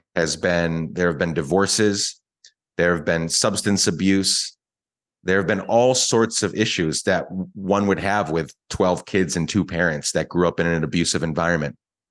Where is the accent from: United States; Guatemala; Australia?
Guatemala; I don't regret it all growing up in Guatemala. It was very hard. It was difficult.